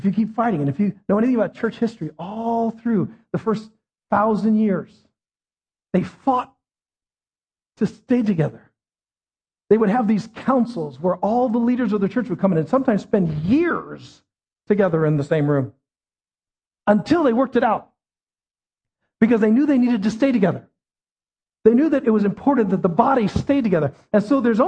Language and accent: English; United States; as an American